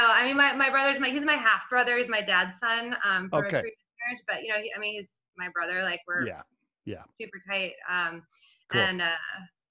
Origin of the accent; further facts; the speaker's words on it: Virginia near DC, United States; I grew up in Virginia near DC, so the DC metropolitan area